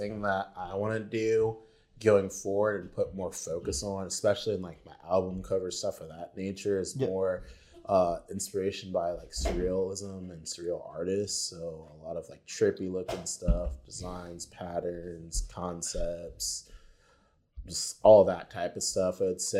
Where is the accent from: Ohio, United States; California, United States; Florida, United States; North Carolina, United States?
Florida, United States; I'm from Florida.